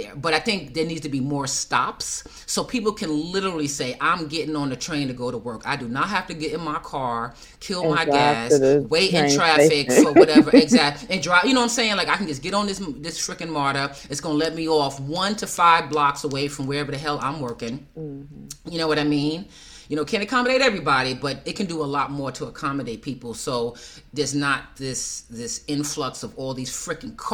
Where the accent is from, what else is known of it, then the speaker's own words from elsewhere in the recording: New York, United States; moved away as an adult; now in Atlanta, United States; I'm a New Yorker